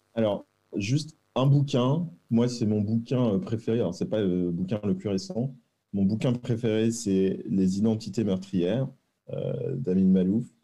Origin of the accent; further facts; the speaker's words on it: Rueil-Malmaison, Île-de-France, France; also born or lived in Versailles; je suis né à Versailles, j'ai grandi à Rueil-Malmaison